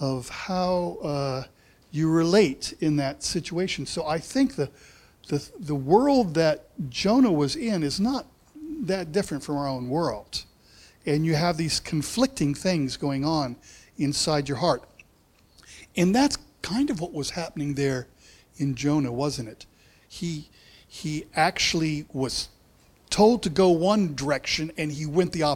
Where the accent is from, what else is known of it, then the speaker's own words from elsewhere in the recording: United States; moved away as an adult; now in New Zealand; I have this accent because I grew up in America